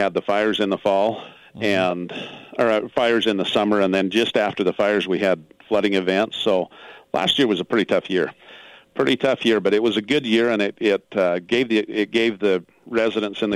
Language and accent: English; Gunlock, Utah, United States; moved away as an adult; now in Enterprise, United States; I grew up in Gunlock and went to Dixie High